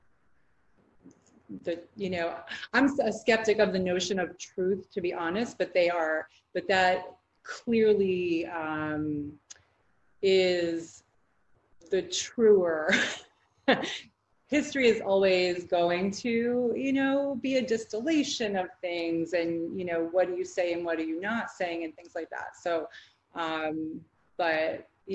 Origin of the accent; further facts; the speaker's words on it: the North, United States; now in the South, United States; having moved to the South because I grew up in the North